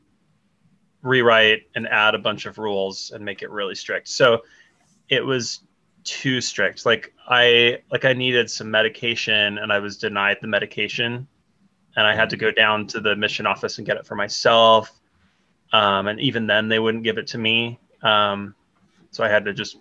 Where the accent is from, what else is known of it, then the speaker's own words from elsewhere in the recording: Los Angeles, California, United States; moved away as an adult; now in Tucson, United States; So I'm 31. I'm from Los Angeles. Moved to Tucson about almost 4 years ago now